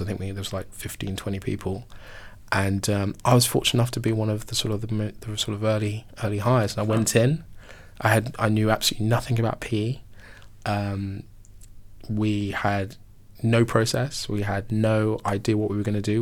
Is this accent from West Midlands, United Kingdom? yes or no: no; Mitcham, London, United Kingdom; I'm from South London, so depending who I'm talking to, I'm either from Wimbledon